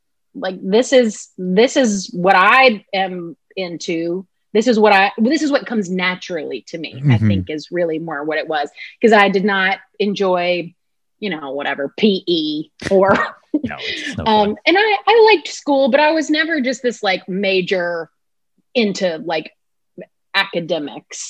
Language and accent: English; Alabama, United States; moved away; also born or lived in Mississippi; I grew up in Alabama, okay. But all my family, like my parents, are from Mississippi